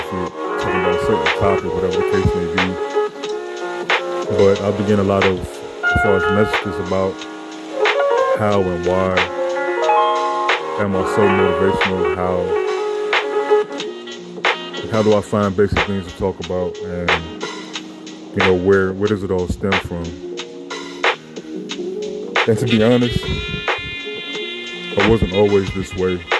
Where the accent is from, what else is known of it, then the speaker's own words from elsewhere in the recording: Chicago, Illinois, United States; I was raised in Chicago, Illinois.